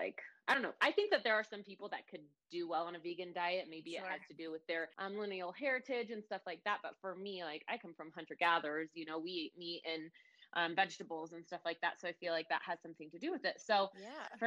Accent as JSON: {"language": "English", "town": "Ashland", "region": "Oregon", "country": "United States", "tie": "born or raised there", "said": "I'm from Oregon, Ashland, Oregon, actually. It's kind of a small little hippie town in Oregon. It's right on the border of California in Oregon. Grew up there"}